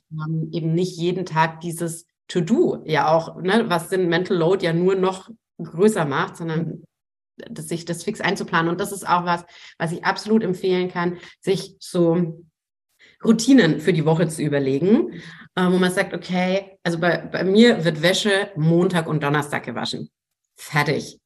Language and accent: German; Franconia, Bavaria, Germany; Ich komme aus Franken, da gibt es durchaus Wurst